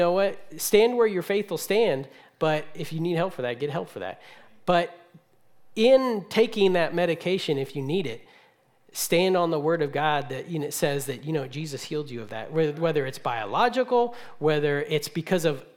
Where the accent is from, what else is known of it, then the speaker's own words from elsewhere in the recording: California, United States; moved away; I'm from California